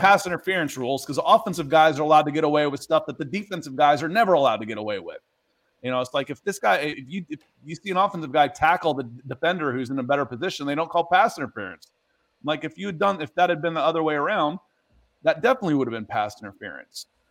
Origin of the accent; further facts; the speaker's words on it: Dayton, Ohio, United States; moved away; also born or lived in Akron, Ohio / Columbus, Ohio; I grew up in Dayton. I was born in Akron, and I lived in Columbus for two years. I was a kid